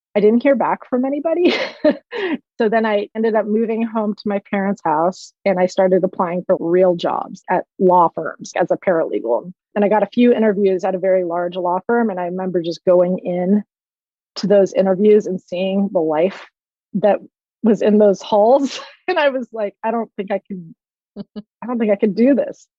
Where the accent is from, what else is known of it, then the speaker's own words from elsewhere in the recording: Palo Alto, California, United States; I grew up in Palo Alto in the 70s